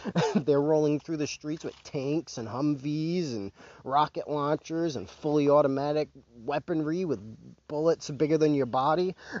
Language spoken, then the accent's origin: English; United States